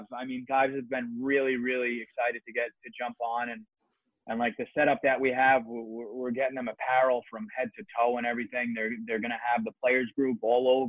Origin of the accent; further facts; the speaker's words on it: New York City, New York, United States; I grew up with him in Staten Island and everything